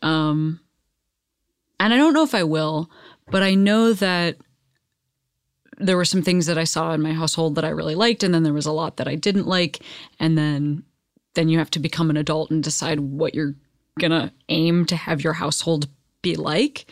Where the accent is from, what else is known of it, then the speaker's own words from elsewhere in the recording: Midwest, United States; now in Los Angeles, United States; growing up in the Midwest